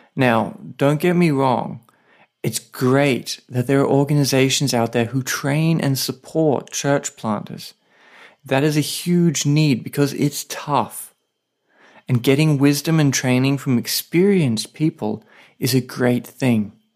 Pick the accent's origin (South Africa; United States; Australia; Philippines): Australia; now in Saipan, Northern Mariana Islands